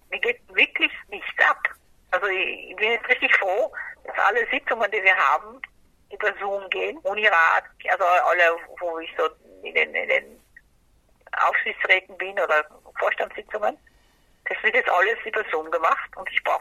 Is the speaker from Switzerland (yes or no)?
no; Brazil; now in Germany; Aber ich habe als Kind in Brasilien schon sehr viele Kräuter gehabt.